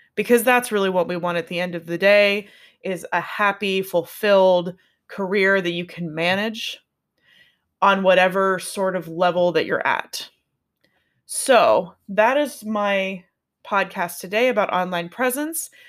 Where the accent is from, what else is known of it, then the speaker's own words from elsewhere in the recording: Pittsburgh, Pennsylvania, United States; I'm from Pittsburgh, so that's where the N comes from, 'cause we say N at in Pittsburgh